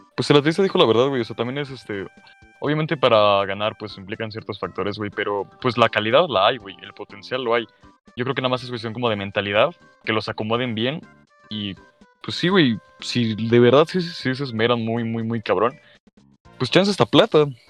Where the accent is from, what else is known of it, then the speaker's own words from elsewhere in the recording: Mexico; como mexicanos